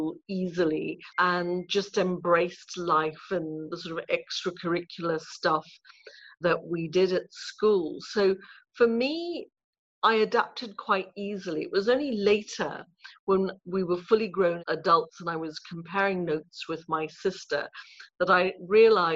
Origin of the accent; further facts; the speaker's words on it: Ipoh, Perak, Malaysia; I was born in Malaysia in a town called Ipoh in Perak, about 2.5-3 hours north of Kuala Lumpur.